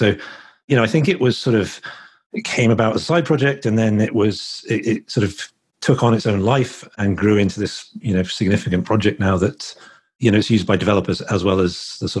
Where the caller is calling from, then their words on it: Harpers Ferry, West Virginia, United States; I'm calling in from Harpers Ferry in West Virginia. So just about an hour outside of Washington, D.C.